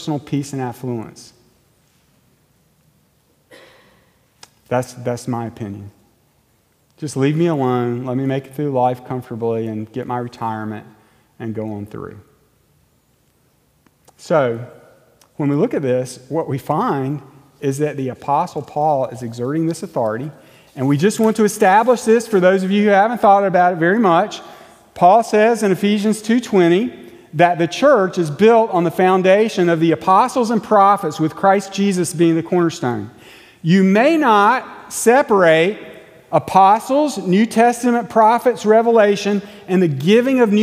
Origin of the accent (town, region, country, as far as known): United States